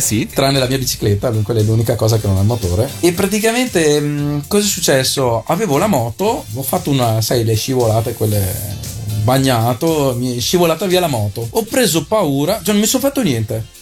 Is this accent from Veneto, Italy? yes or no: yes; Arcugnano, Veneto, Italy; il paesino si chiama Arcugnano sì. E eh, la frazione dove sono cresciuto io si chiama Torri di Arcugnano.